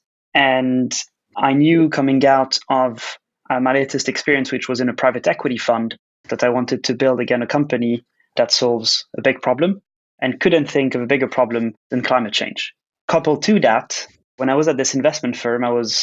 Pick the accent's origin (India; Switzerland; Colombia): Switzerland; I was actually born and raised in Switzerland